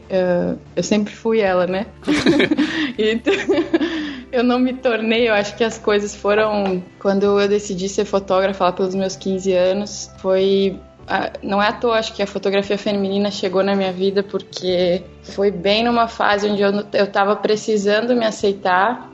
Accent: Rio Grande do Sul, Brazil; eu sou aqui do Sul, sou gaúcha

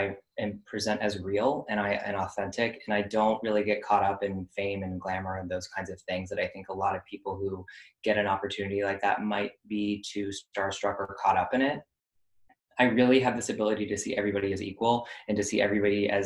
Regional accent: Florida, United States; moved away; I grew up in Florida

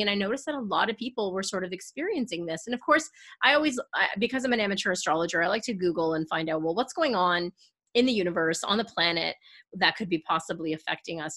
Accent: Canada; I'm Canadian

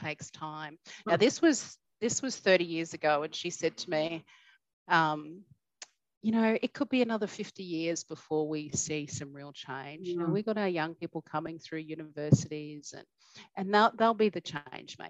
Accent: Cherbourg, Queensland, Australia; I grew up in Cherbourg

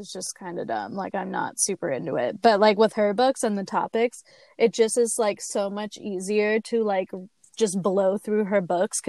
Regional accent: California, United States; we're from California.

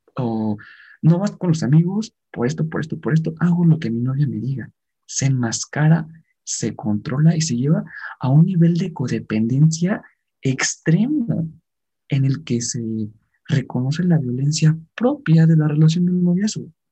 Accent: Mexico; como mexicanos

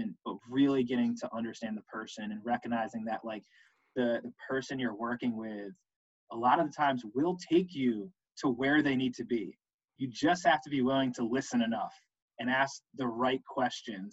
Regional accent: Connecticut, United States; I'm originally from Connecticut

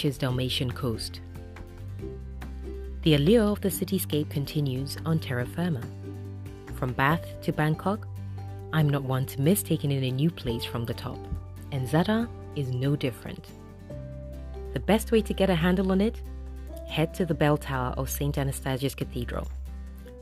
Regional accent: Ghana; as a Ghanaian

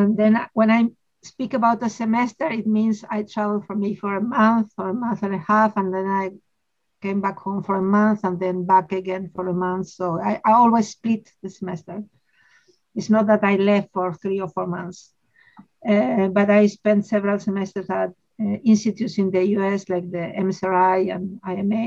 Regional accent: Argentina; I am a mathematician from Argentina. I've always lived in Argentina.

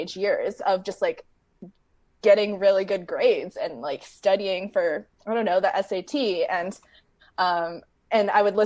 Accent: San Diego, California, United States; also born or lived in Bay Area, California; I grew up in San Diego, California, and then I moved up to the Bay Area for college, and I've just been in in California ever since

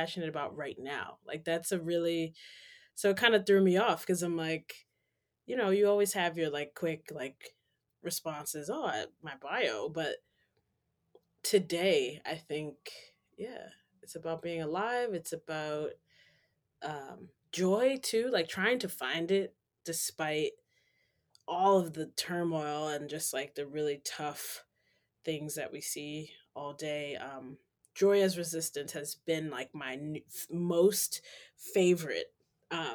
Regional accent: New York City, New York, United States; moved away as an adult; also born or lived in Western Massachusetts; now in Boston, United States; originally I am from Harlem, New York City, born and raised

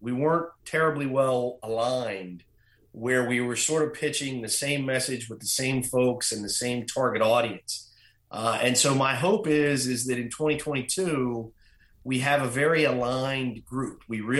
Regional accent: Allegany County, Maryland, United States; So I grew up in Allegheny County, Maryland, and so we are equidistant to Pittsburgh, Washington, and Baltimore.

